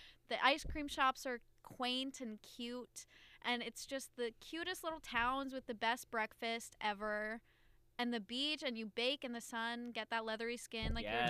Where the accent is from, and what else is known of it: New Jersey, United States; born or raised there